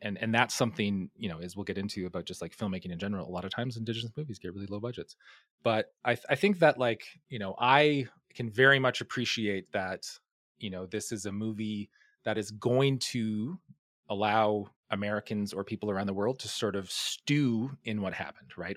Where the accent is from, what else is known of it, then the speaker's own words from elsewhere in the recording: Hay River, Northwest Territories, Canada; I grew up in a town called Hay River